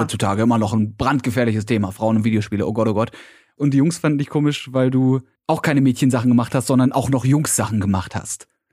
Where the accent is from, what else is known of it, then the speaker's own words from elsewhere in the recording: Berlin, Germany; als Berliner